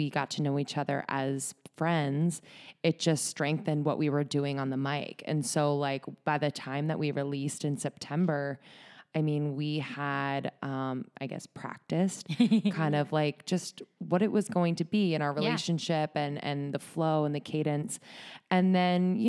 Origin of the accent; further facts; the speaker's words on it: Bucks County, north of Philadelphia, Pennsylvania, United States; moved away as an adult; also born or lived in New York; now in Los Angeles, United States; I'm from just north of Philadelphia